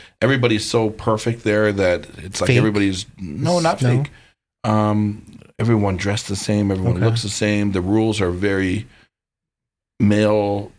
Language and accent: English; Toronto, Ontario, Canada; coming from Toronto, I was born and raised in downtown Toronto.